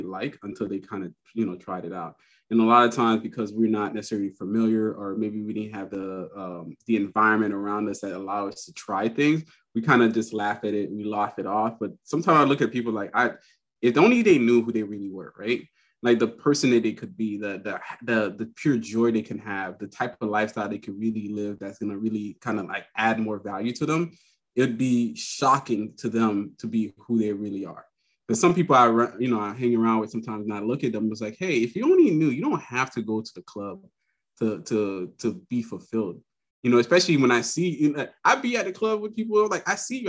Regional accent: Miami, Florida, United States; I'm from Miami originally

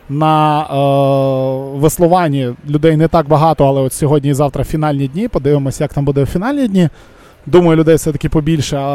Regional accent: Volyn Oblast, Ukraine; Саша, представниця моєї рідної Волині.

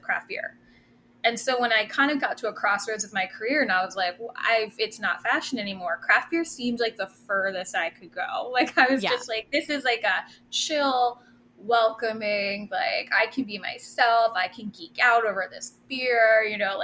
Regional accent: Rockland County, New York, United States; I'm born and raised in Rockland County, which is just outside the city, a little bit upstate

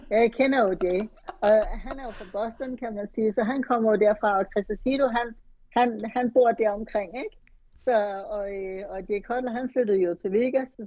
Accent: Copenhagen, Capital Region of Denmark, Denmark; moved away as an adult; also born or lived in United States; jeg kom fra København og flyttede til USA.

